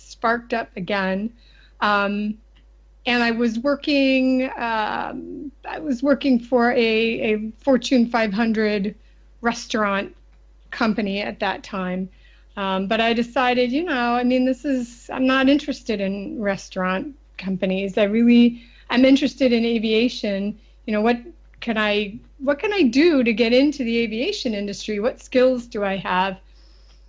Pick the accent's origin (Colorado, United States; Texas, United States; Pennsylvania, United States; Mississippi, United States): Pennsylvania, United States; just outside of Philadelphia; as a child, I grew up just outside of Philadelphia, Pennsylvania